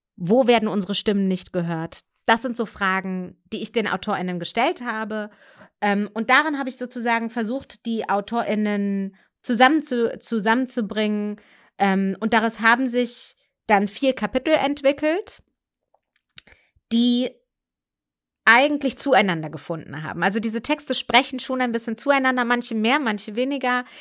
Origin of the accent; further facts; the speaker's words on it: Germany; also born or lived in Munich / Frankfurt; in zwei Einheitsgemeinden aufgewachsen in München und in Frankfurt